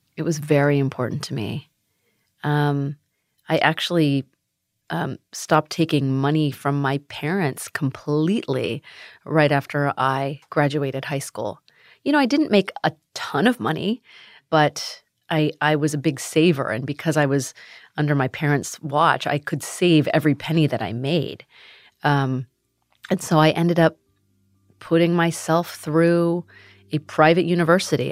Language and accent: English; United States; also born or lived in Sacramento, California; being Asian American